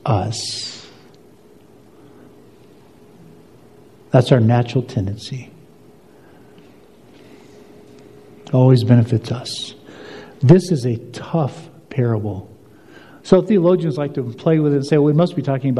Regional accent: United States; I'm an American.

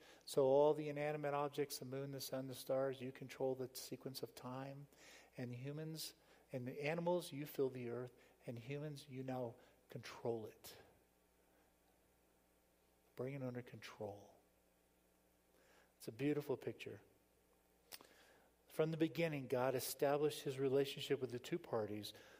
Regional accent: South Florida, United States; moved away; I grew up in South Florida.

